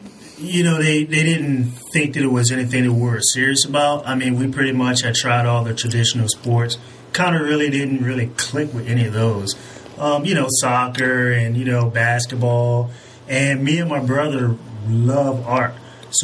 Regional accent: Waynesboro, Virginia, United States; we're from Waynesburg, Virginia, small town, just 45 minutes away from Virginia Beach.

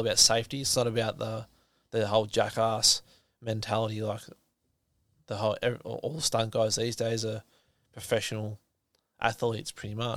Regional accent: Nelson Bay, New South Wales, Australia; I'm from Nelson Bay. That's where I grew up.

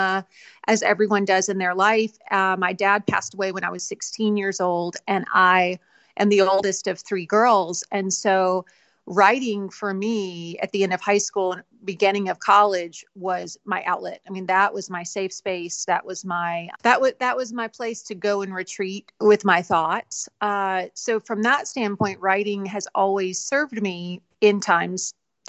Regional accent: Alabama, United States; I grew up in Alabama

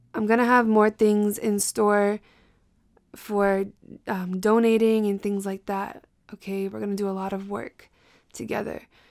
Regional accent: Massachusetts, United States; also born or lived in Brockton / Boston / Cape Cod; I am from Massachusetts. My family is from Brockton. I was in and out of Boston growing up.

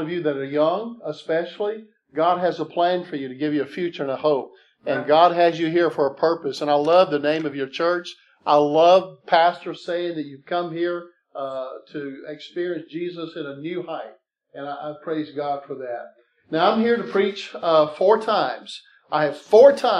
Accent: South Mississippi, United States; I grew up down in South Mississippi.

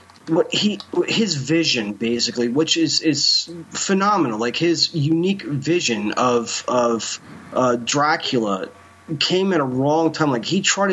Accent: New Jersey, United States; I'm from Jersey

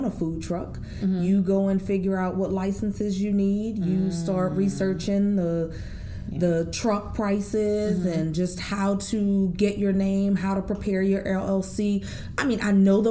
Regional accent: New Orleans, Louisiana, United States; I, again, was born and raised in New Orleans, Louisiana

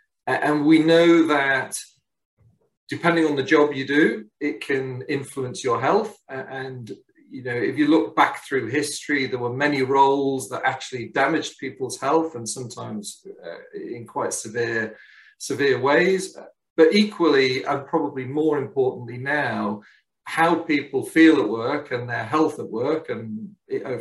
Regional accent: Liverpool, North West England, United Kingdom; also born or lived in Hong Kong; We returned back to the UK, and I grew up in Liverpool

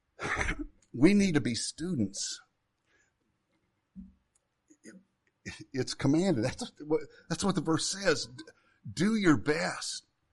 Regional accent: Jefferson County, southern Illinois, United States; moved away; I grew up in Jefferson County

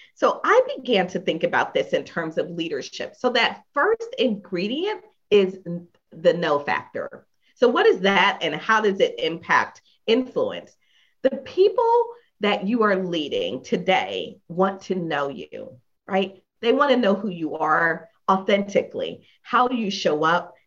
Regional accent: Philadelphia, Pennsylvania, United States; moved away; I am from Philadelphia originally

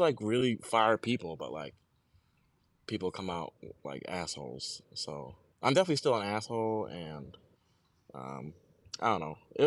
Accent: New York City, New York, United States; I'm from New York

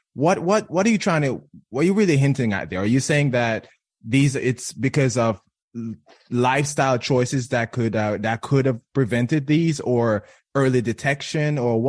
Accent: Jamaica; I grew up in Jamaica, right? And men in Jamaica don't go to the doctor.

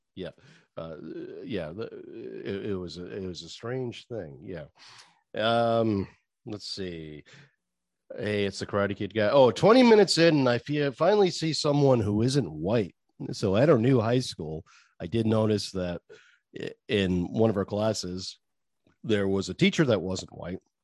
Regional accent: Maine, United States; accent: Maine; I gotta move out your way just to get rid of my main accent

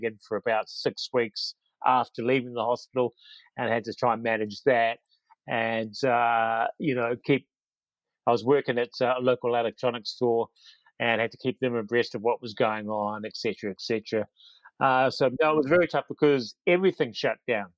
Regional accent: Auckland, New Zealand; born or raised there; moved away as an adult; also born or lived in Wellington, New Zealand; now in Ireland

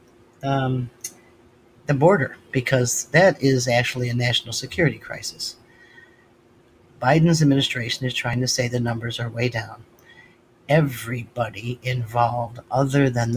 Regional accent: Western New York, United States; moved away; I'm from Western New York

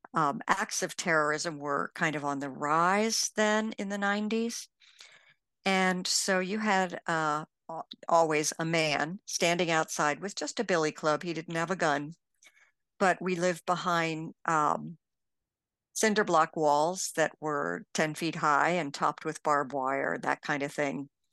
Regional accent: Bethesda, Maryland, United States; moved away as an adult; also born or lived in Ivory Coast; I grew up in Bethesda, Maryland

